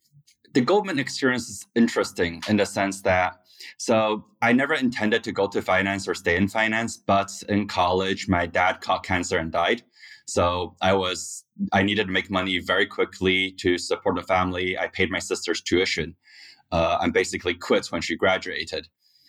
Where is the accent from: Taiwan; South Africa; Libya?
Taiwan; moved away as an adult; also born or lived in Scotland / Korea; now in United States; So I grew up actually in Taiwan, Scotland, and Korea. And then at age 18, I came to the U.S. to go to college.